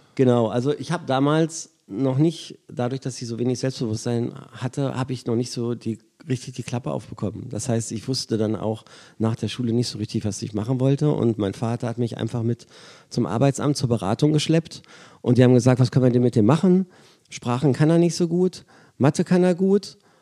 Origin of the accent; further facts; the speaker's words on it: Braunschweig, Lower Saxony, Germany; moved away; ich in meiner Heimatstadt auflege